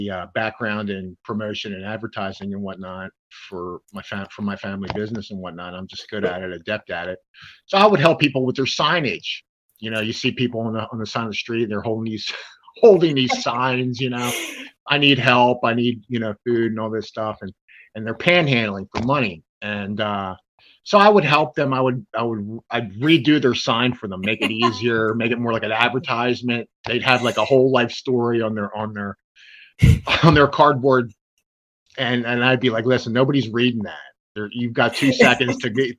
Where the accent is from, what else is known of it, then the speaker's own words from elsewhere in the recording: Delaware, United States; I grew up in Delaware and on the East Coast, very close to the house of Joe Biden